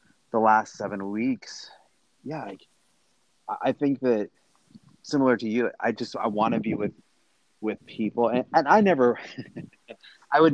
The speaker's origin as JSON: {"language": "English", "region": "Nebraska", "country": "United States", "moved": "yes", "lives_now": "Southern California, United States", "said": "I'm from Nebraska."}